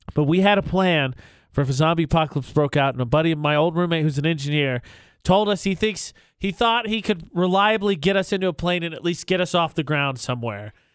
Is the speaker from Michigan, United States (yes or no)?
no; Lafayette, Indiana, United States; moved away as an adult; now in Utah, United States; my hometown of Indiana, Lafayette, Indiana